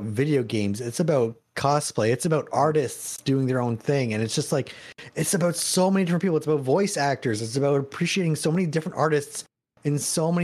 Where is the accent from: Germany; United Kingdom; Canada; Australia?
Canada; I'm Canadian, not American.